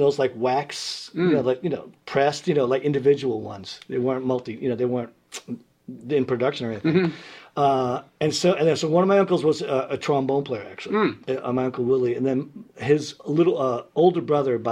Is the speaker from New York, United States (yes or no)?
yes; New York City, New York, United States; I was born in Red Hook Projects, and my mom, too, like a single mom.